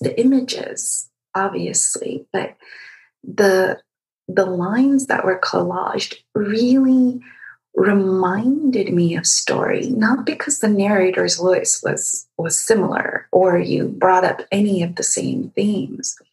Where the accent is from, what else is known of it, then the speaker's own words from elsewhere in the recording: Egypt; moved away; I was born and raised in Egypt